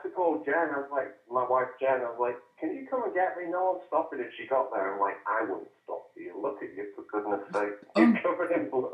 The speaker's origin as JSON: {"language": "English", "region": "England", "country": "United Kingdom", "lives_now": "Arizona, United States", "said": "I think I'm probably the only English cowboy in northern Arizona, and everyone thinks I'm Australian because, you know, I look like a cowboy."}